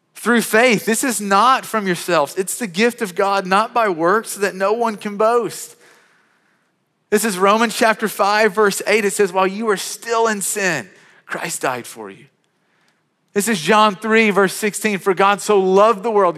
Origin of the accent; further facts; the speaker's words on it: Western Kentucky, United States; I grew up in Western Kentucky. I grew up on a farm.